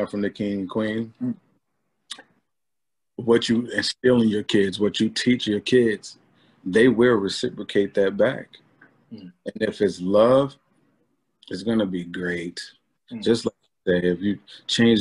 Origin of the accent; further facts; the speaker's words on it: Albany, United States; growing up in Albany